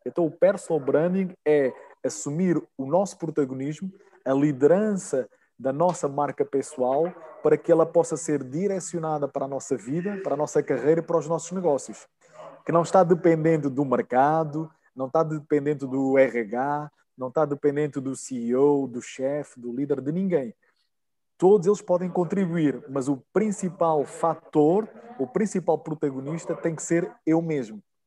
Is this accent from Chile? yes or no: no; Nazaré, Centro, Portugal; moved away as an adult; now in Brazil; eu sou de Portugal, uh, nasci em Nazaré